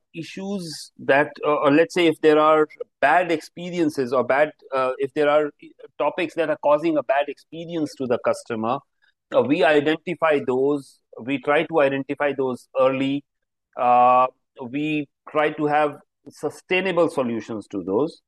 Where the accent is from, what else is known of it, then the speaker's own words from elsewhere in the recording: Himalayan mountains, northern India, India; now in Mumbai, India; I am actually from the Himalayan mountains, a cold place in the north of India